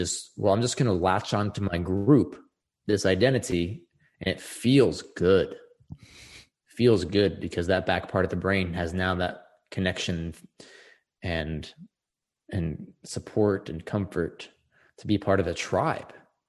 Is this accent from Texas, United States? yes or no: yes; Texas, United States; Something like where you're born, you know, I'm from Texas.